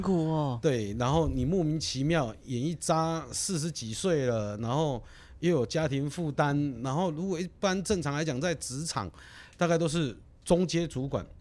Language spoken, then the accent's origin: Chinese; Kaohsiung, Taiwan; 我是高雄人，我是左营高中毕业的